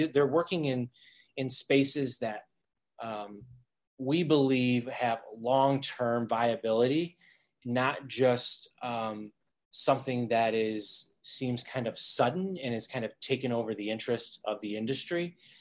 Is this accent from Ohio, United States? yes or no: yes; Toledo, Ohio, United States; moved away as an adult; also born or lived in Boulder, Colorado; moved back to the Midwest, oh, Toledo, Ohio, um, where I was born and raised.